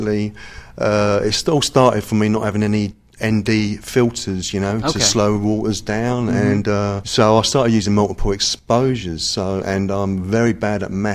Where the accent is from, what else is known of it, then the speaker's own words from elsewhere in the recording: England, United Kingdom; accent: English; my English accent